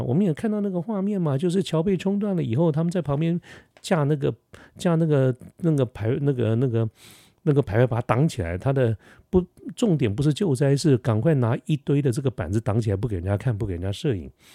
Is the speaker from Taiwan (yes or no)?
yes; Taiwan; 我们台湾人